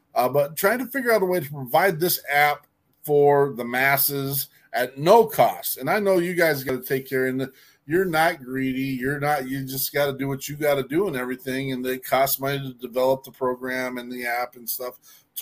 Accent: Wyoming, United States; I'm a hillbilly from Wyoming State.

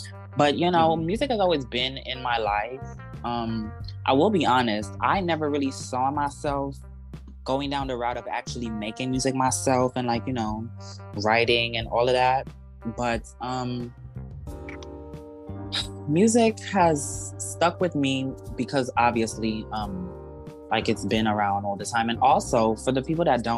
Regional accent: Trinidad & Tobago; I am a Trinidadian born rapper / singer / producer.

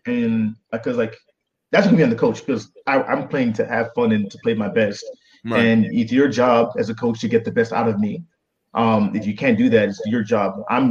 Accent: Nigeria; I'll say this, man, as a Nigerian boy, you know, we got beat when we're bad, and I was a really bad kid.

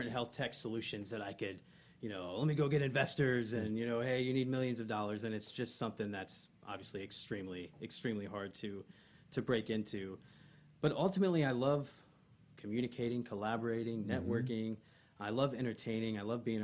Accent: Ocala, Florida, United States; born or raised there; also born or lived in Gainesville, Florida

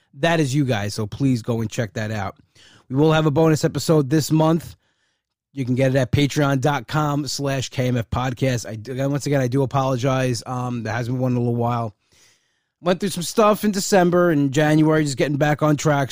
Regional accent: Bellmore, New York, United States; now in Wantagh, United States; I was from Belmore

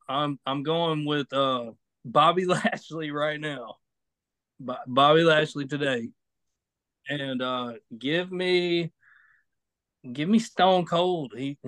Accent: Strayhorn, Mississippi, United States; I am from Strayhorn.

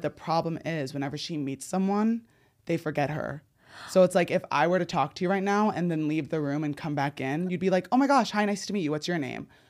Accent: New Jersey, United States; now in Los Angeles, United States; When I was growing up in New Jersey

